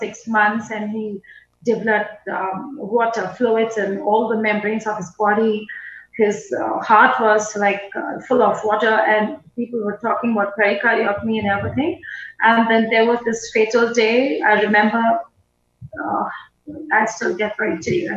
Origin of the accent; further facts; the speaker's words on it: New Delhi, Delhi, India; I was born in Delhi, New Delhi